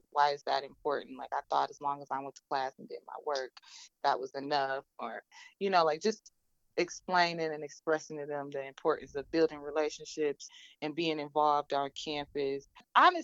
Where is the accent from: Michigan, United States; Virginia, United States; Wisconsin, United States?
Michigan, United States; Detroit; I'm from Detroit